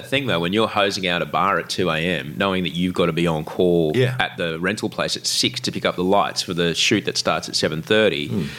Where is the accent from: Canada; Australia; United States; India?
Australia; Brisbane, Queensland; in Brisbane